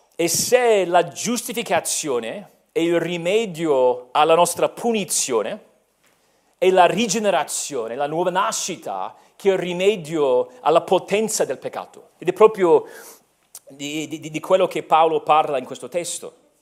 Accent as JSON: {"language": "Italian", "country": "United States", "moved": "yes", "lives_now": "Italy", "said": "sono americano"}